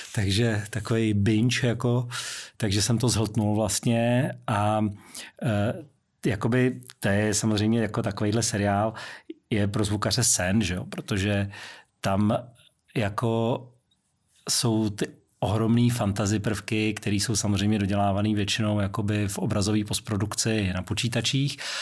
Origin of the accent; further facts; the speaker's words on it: Prague, Czechia; moved away as an adult; also born or lived in United Kingdom; výtah v domě, kde jsem vyrůstal, na Vinohradech, v Polské ulici